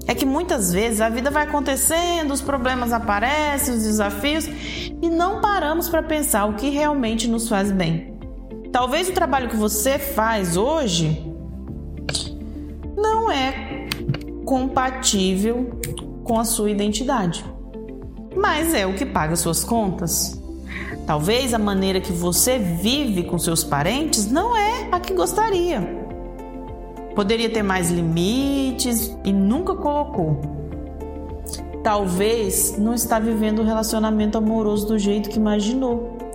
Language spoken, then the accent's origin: Portuguese; Brazil; Mas sabe que a maior lição de todas é que eu, como brasileira, amo a cultura que vivo, que nasci, que sou criada, o calor humano, a comida temperada com alho e muito sabor. Amo os lugares do Brasil.